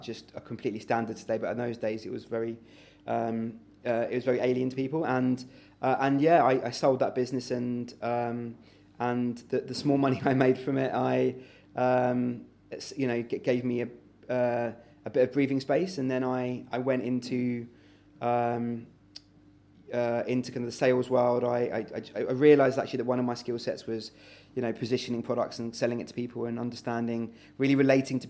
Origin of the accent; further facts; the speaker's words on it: London, United Kingdom; the society that I was brought into, being living in London for parents that were struggling financially, being refugees